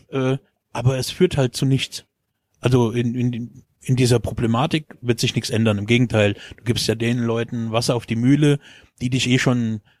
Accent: Rhineland-Palatinate, Germany; moved away; dann irgendwann bin ich aus dem Westerwald weggegangen und ich bin dann in Gießen gelandet.

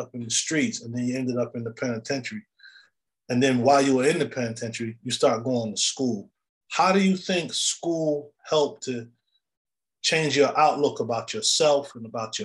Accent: Rochester, New York, United States; the cats that grew up in our neighborhood, because I'm from Magnolia and Genesee

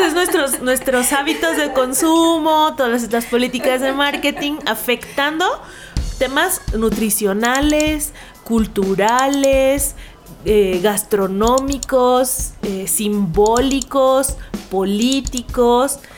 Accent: Huasteca, Mexico; born or raised there; moved away; also born or lived in capital of their state

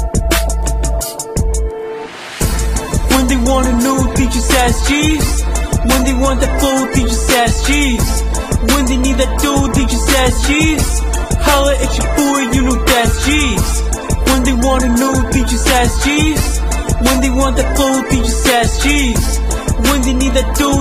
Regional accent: Great Falls, Virginia, United States; I'm from Great Falls, Virginia, outside Washington, D.C.

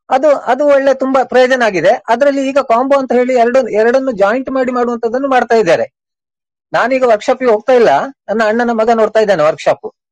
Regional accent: Vitla, Karnataka, India; also born or lived in Davanagere / Dubai; ನಾನು ಎಜುಕೇಶನ್ ಎಲ್ಲ ಕೋಡಪದವು ಶಾಲೆಯಲ್ಲಿ ಆಯ್ತು ಇಲ್ಲಿ ಹತ್ರ ವಿಟ್ಲ ಹತ್ರ

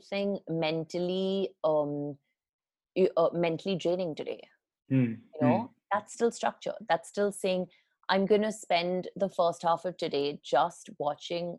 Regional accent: Mumbai, Maharashtra, India; also born or lived in England / London; I grew up in Bombay. I spent, my childhood really in Bombay

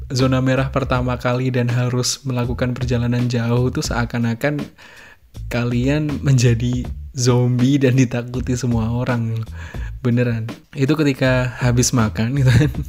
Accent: Ponorogo, East Java, Indonesia; karena aku dari Ponorogo ya udah dari Ponorogo

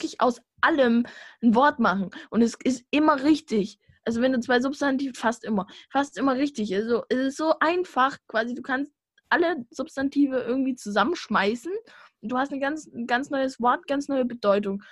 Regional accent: Vogtland, Saxony, Germany; accent: Vogtland; ich komme ja aus dem Vogtland

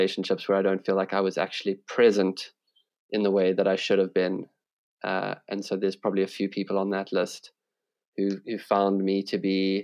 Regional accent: South Africa; being a South African

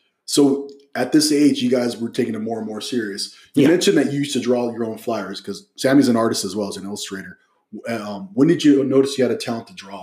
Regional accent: Hacienda Heights, California, United States; I grew up in San Gabriel Valley. Uh-huh. In Hacienda Heights, La Puente area.

